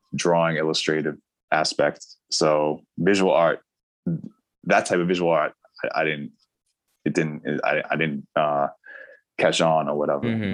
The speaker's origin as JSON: {"language": "English", "town": "New York City", "region": "New York", "country": "United States", "tie": "born or raised there", "said": "I'm a native New Yorker prior, long prior to the internet."}